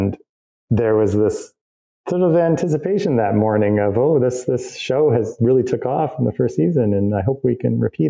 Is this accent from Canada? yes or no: yes; Canada; I'm a Canadian and I built my career in Canada